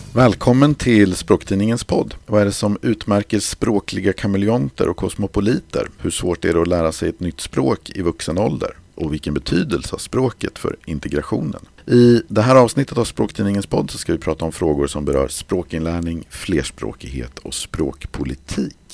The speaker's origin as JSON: {"language": "Swedish", "country": "Sweden", "also_born_or_lived": "Germany / Iceland", "said": "jag var svensk"}